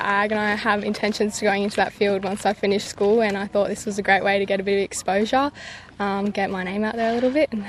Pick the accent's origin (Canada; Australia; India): Australia; Bellbrook, New South Wales; I'm from Bellbrook, New South Wales.